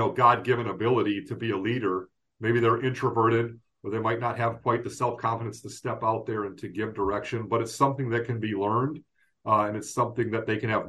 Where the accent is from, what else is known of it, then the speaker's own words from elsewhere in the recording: Detroit, Michigan, United States; Growing up in Detroit, I'm a huge Red Wings fan